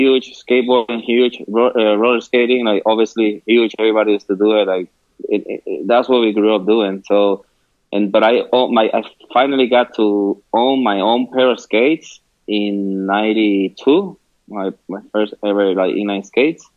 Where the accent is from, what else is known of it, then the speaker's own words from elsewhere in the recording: Quebradillas, Puerto Rico; moved away as an adult; now in United States; I grew up in San Jose. It's like a little town in Quebradillas.